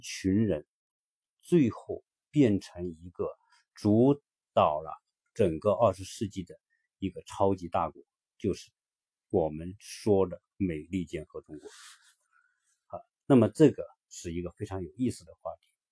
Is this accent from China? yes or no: yes; China; 作为一个中国人